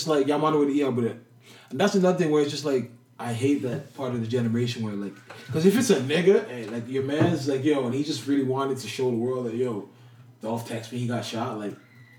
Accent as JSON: {"language": "English", "country": "United States", "said": "I'm American."}